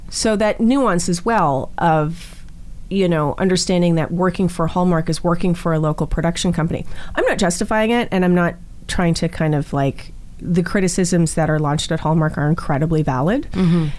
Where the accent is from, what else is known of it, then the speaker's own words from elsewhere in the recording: Canada; I'm Canadian